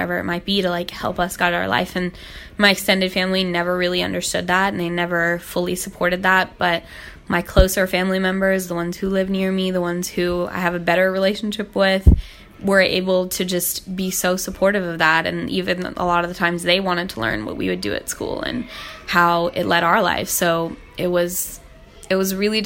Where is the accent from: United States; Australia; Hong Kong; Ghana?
Hong Kong; I was born and raised in Hong Kong